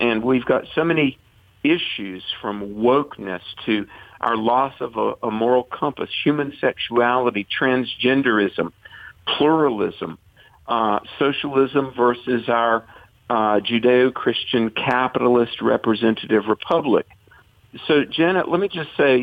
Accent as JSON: {"language": "English", "region": "North Carolina", "country": "United States", "tie": "born or raised there", "said": "I was raised Presbyterian in North Carolina"}